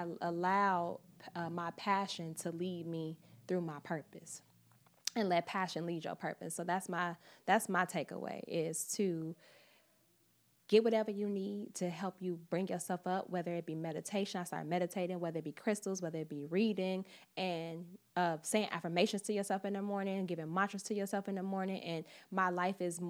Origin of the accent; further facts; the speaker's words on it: Chicago, Illinois, United States; now in New York, United States; I'm from Chicago. I'm from the Midwest. I moved to New York by myself.